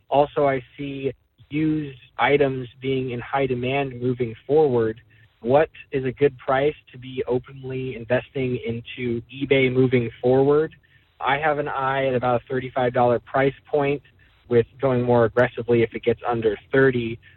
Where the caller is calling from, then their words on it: Santa Cruz, California, United States; I'm calling from Santa Cruz, California.